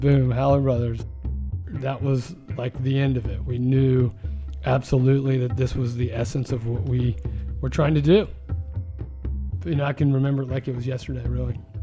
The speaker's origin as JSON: {"language": "English", "town": "Richmond", "region": "Virginia", "country": "United States", "said": "I'm from Richmond, Virginia. Um, the Commonwealth of Virginia is my home, and it always will be"}